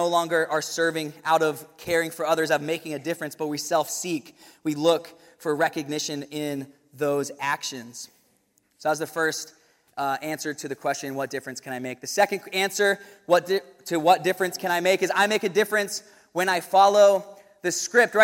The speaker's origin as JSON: {"language": "English", "town": "Williamsburg", "region": "Virginia", "country": "United States", "tie": "born or raised there", "said": "going to William & Mary in my hometown"}